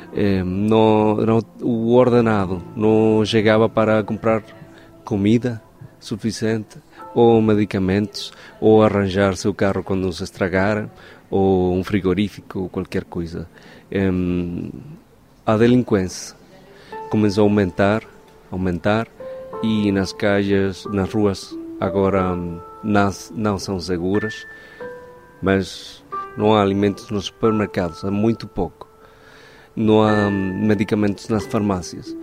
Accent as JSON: {"language": "Portuguese", "country": "Venezuela", "moved": "yes", "said": "sou venezuelano"}